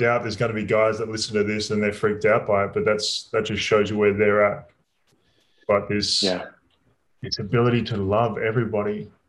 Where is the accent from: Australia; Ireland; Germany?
Australia; moved away as an adult; also born or lived in Europe; I grew up in Australia. I went to an all boys high school